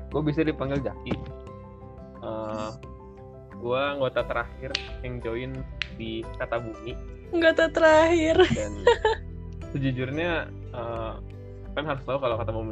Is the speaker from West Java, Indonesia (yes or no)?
yes; Bogor, West Java, Indonesia; gue dari Bogor, eh, hmm. uh, kota hujan. Yang akhir-akhir ini tuh lagi bener-bener hujan terus tiap hari.